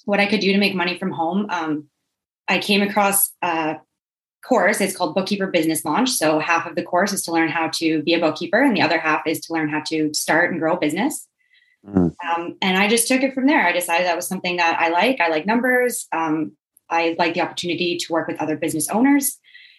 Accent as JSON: {"language": "English", "town": "Drayton Valley", "region": "Alberta", "country": "Canada", "tie": "born or raised there", "also_born_or_lived": "Edmonton", "said": "we grew up in Drayton Valley."}